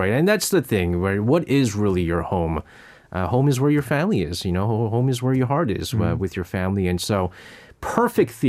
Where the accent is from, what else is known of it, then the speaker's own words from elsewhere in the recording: South Korea; Because that was I was when I was growing up in Korea, you know